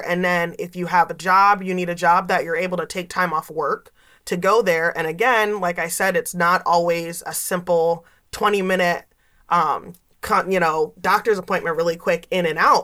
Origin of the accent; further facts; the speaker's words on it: Gouldsboro, Pennsylvania, United States; also born or lived in Scranton, Pennsylvania; i grew up here um, i grew up in Gouldsboro. i went to north pocono high school